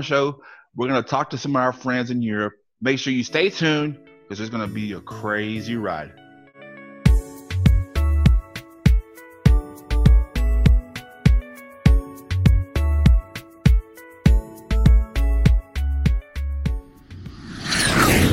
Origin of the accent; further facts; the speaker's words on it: Louisiana, United States; I'm from Louisiana, so my English is not that well too